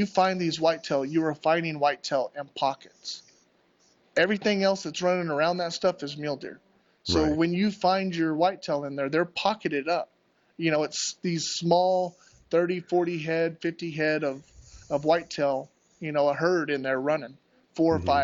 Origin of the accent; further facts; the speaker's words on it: Southern Arizona, United States; moved away as an adult; I grew up down here